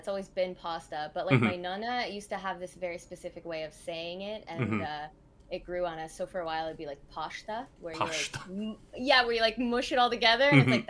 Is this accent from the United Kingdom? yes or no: no; Canada; I'm half Irish and half Italian, and I was born in Canada.